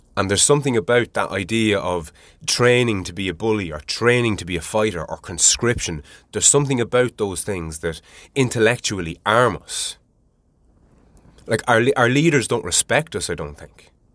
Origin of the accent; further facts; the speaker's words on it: Ireland; I'm Irish